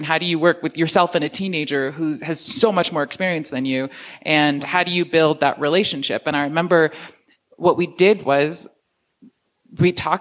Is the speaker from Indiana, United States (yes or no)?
no; New York, United States; I grew up in New York